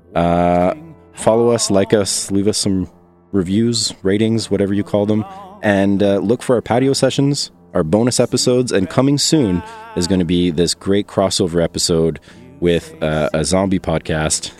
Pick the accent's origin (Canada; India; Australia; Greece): Canada; as a Canadian